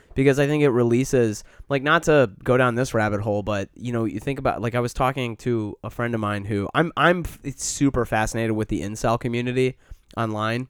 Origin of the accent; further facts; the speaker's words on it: Midwest, United States; now in Chicago, United States; we grew up in the Midwest